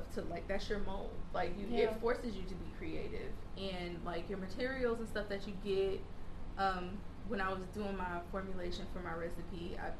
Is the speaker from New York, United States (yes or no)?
no; Bowling Green, Kentucky, United States; moved away as an adult; now in Charleston, United States; growing up in Bowling Green, we didn't have a Whole Foods